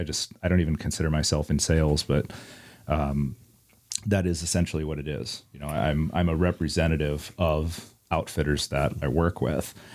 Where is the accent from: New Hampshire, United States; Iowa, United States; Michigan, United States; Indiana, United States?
Iowa, United States; Iowa City; I'm born and raised in Iowa City, Iowa. I still live in Iowa City, Iowa.